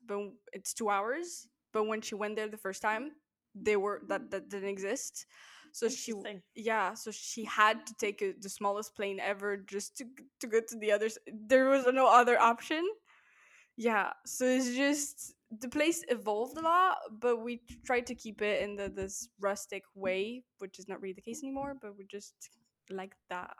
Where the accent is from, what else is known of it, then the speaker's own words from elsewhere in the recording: Paris, Île-de-France, France; I'm from Paris